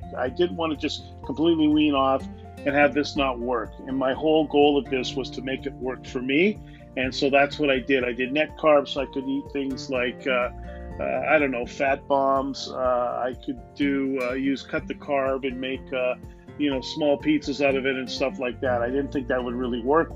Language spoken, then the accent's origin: English; Canada; I'm a Canadian